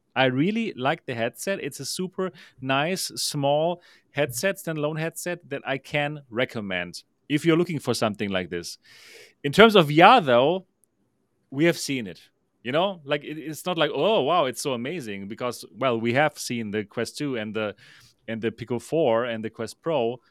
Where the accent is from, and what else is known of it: Germany